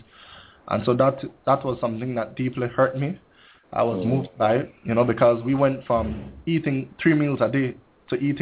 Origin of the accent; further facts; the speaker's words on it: Belize City, Belize District, Belize; I grew up in one of the most depressed communities of Belize City. That is Majestic Alley